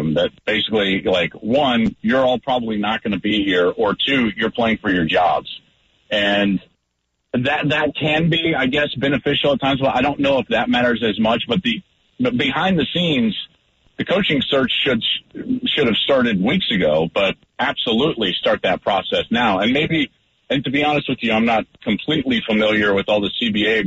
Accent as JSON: {"language": "English", "town": "Arvada", "region": "Colorado", "country": "United States", "tie": "born or raised there", "said": "I grew up in the Denver area, just in the Arvada area"}